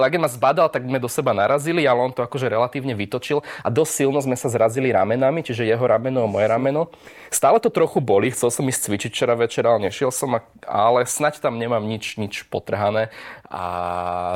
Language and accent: Slovak; Slovakia; keďže som zo Slovenska